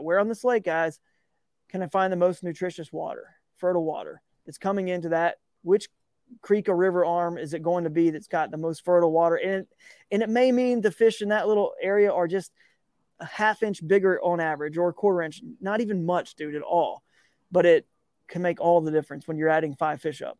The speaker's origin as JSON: {"language": "English", "region": "Georgia", "country": "United States", "tie": "born or raised there", "said": "growing up in Georgia"}